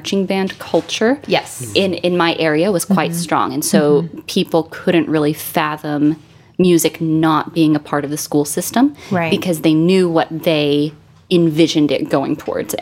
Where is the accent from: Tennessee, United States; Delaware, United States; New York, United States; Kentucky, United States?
Tennessee, United States; Cleveland; moved away; there's a tiny little town called Cleveland, and that was home.